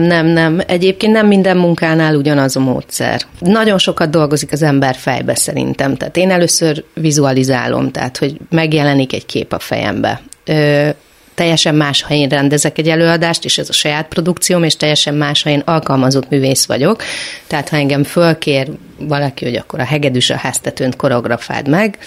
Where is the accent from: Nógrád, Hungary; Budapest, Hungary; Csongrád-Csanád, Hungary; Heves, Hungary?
Csongrád-Csanád, Hungary; Szeged; Valóban Szegeden születtem, ott nőttem föl